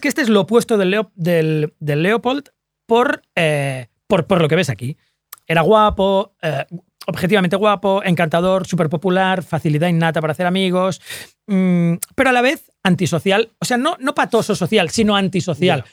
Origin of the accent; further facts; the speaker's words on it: Sant Boi de Llobregat, Catalonia, Spain; porque yo soy de San Boy